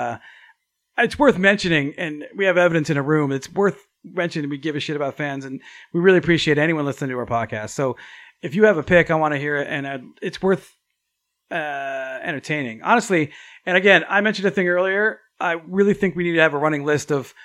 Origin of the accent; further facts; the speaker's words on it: near Sleepy Hollow, New York, United States; we grew up near Sleepy Hollow